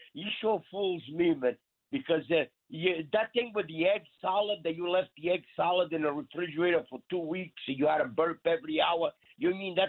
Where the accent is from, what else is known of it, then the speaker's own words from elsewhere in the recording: Angola; now in Astoria, United States; I was born in Africa, Frank, in Angola. And my dad had a coffee plantation.